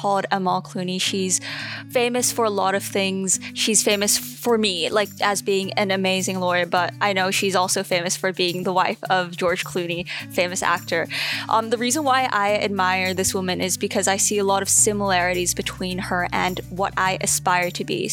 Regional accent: South Korea; also born or lived in Australia; now in Geelong, Australia; I was born in South Korea, but my dad was born and raised in Australia, so that's why I'm here right now taking education here in Geelong Grammar School.

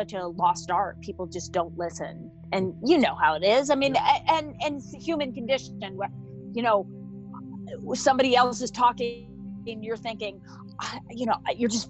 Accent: Sun Valley, Idaho, United States; I grew up in Sun Valley, Idaho

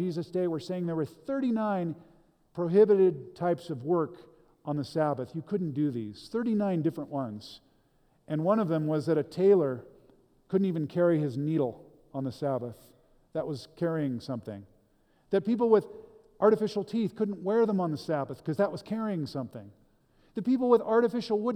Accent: United States

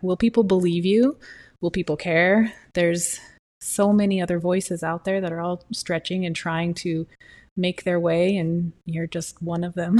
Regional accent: Utah, United States; now in Arizona, United States; I'm from Utah, and the mountains and water and lakes and streams and rain and the smell and trees, trees, trees, trees. I live in Arizona.

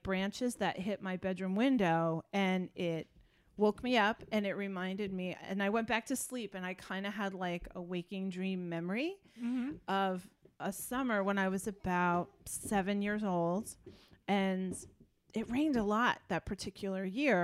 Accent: Dutchess County, New York, United States; we grew up in Dutchess County, and we had a real windy back road behind us

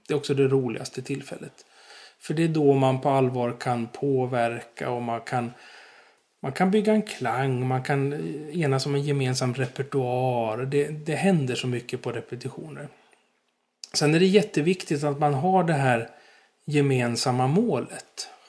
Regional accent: Stockholm, Stockholm County, Sweden; accent: Stockholm dialect; moved away as an adult; now in Gärdsjö, Sweden; Alltså dialekten avslöjar ju att jag kommer från Stockholm

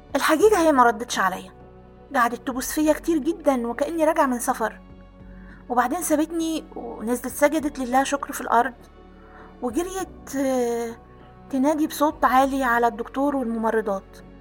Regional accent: Aswan, Aswan Governorate, Egypt; أنا كنا ساكنين في قلب مدينة أسوان

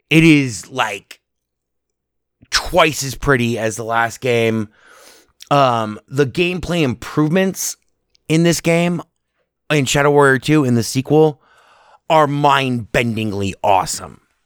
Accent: United States; as an American

